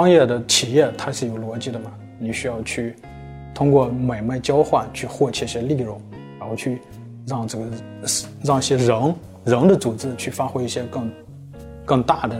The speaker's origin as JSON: {"language": "Chinese", "country": "China", "said": "这个人是有有国别，比如说我是中国人，对，然后我是参与开源的一份子"}